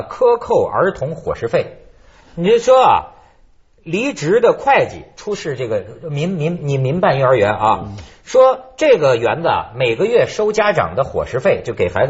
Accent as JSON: {"language": "Chinese", "country": "China", "said": "我作为一个大陆人民哈，我我现在就发现啊，我我也了解中国的这个难处。"}